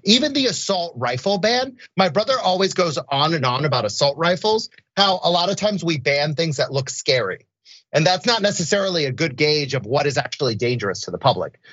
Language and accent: English; Orlando, Florida, United States; I grew up in Orlando, Florida.